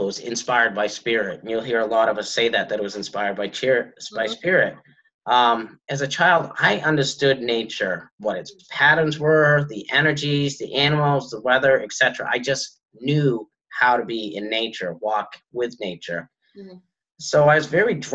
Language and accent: English; White Mountains of New Hampshire, United States; I grew up in the White Mountains of New Hampshire